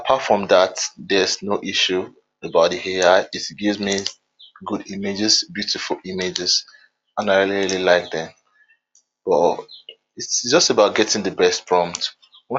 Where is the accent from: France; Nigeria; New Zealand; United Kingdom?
Nigeria; I'm from Nigeria